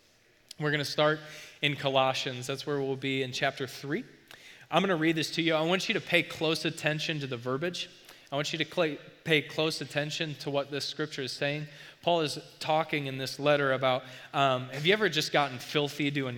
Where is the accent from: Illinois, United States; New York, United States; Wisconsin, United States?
Illinois, United States; St. Libory; I grew up in St. Laborie